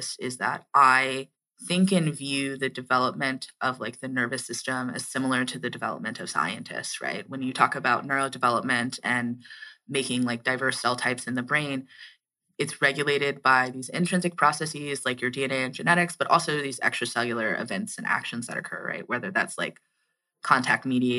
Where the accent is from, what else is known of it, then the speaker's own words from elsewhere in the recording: Atlanta, Georgia, United States; moved away as an adult; also born or lived in Washington, D.C.; I'm like from Georgia and from Atlanta.